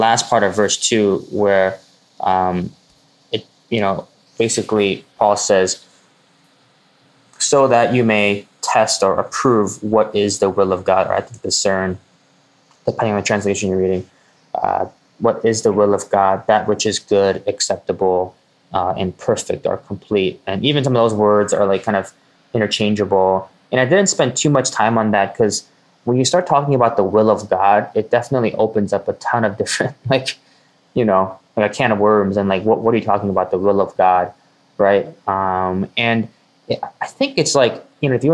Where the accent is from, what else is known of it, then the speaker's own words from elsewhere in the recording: United States; for us as American Christians